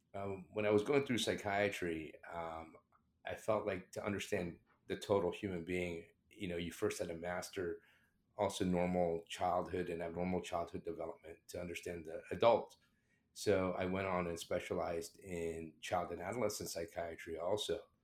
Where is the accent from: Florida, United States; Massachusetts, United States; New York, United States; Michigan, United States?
Florida, United States; South; accent: British; also born or lived in England; I immigrated from, from England to the United States in the seventies. And at that time, you know, uh, uh, somebody of my background being, I'm Indian, uh, with a British accent, who came to the United States and grew up in, uh, South Florida